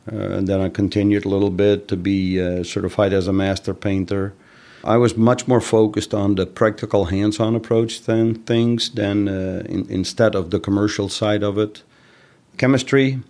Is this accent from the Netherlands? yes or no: yes; Netherlands; moved away; I'm originally from the Netherlands.